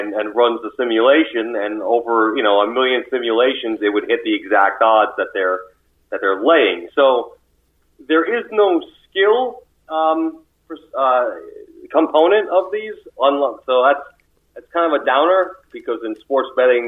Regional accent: United States; being an American

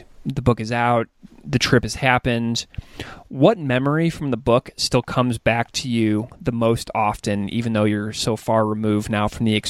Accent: Midwest, United States; you mentioned the story we tell ourselves as we're growing up in the Midwest.

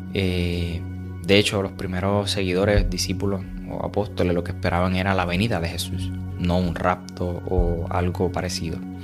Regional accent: Puerto Rico; somos puertorriqueños ambos

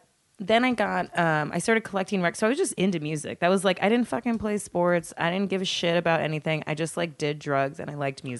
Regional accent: California, United States; Yeah, I mean, I grew up around Southern SoCal.

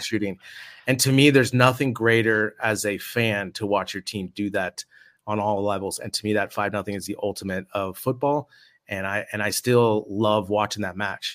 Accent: United States; moved away as an adult; now in Spain; as an American

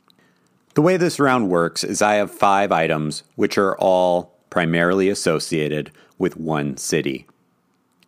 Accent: Madison, Wisconsin, United States; I grew up in Madison, Wisconsin, 2 hours away

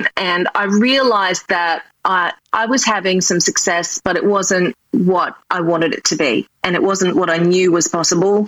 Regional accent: Australia; accent: Australian; moved away as an adult; now in New York City, United States; originally I'm from Australia and my dream was always to move to New York City, which I did

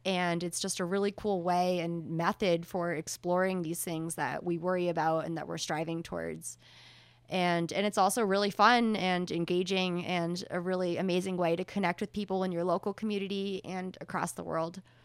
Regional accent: rural New Hampshire, United States; now in Boulder, United States; I come from the hinterlands of New Hampshire, rural New Hampshire.

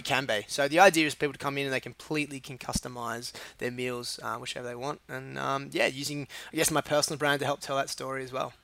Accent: Sydney, New South Wales, Australia; moved away; I was in, born in Sydney, uh, and then grew up in a place called the Northern Beaches

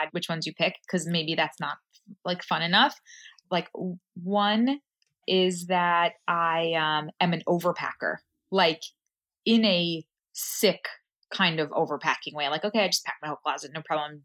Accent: New York City, New York, United States; I grew up in Queens.

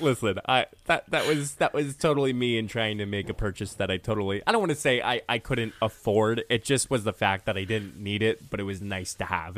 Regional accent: Honesdale, Pennsylvania, United States; moved away; my hometown of Honesdale

